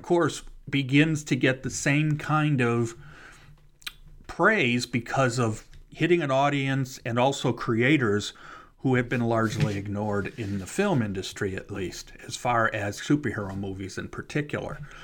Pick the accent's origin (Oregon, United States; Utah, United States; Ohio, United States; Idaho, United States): Ohio, United States; Cleveland; moved away; I'm actually from Cleveland, so I was living in Cleveland still at the time